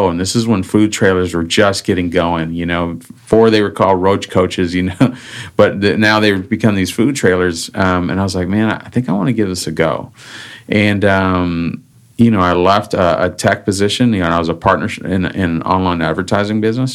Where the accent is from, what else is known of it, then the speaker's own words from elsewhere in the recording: Austin, Texas, United States; also born or lived in California / Houston; I went to junior high, high school, and college here